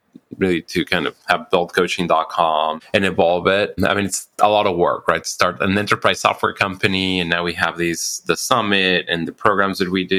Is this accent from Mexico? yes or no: yes; Mexico; now in United States; I'm actually Mexican American, so I grew up in Mexico